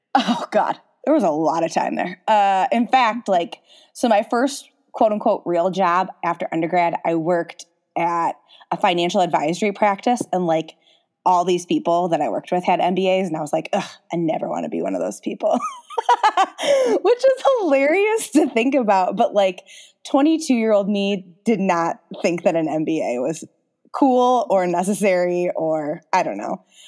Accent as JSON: {"language": "English", "town": "Holly", "region": "Michigan", "country": "United States", "tie": "born or raised there", "said": "I grew up in the small town of Holly, Michigan"}